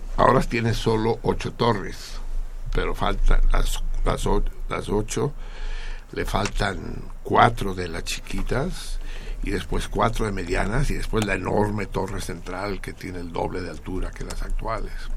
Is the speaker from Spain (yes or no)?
no; Mexico; también nos afecta a los mexicanos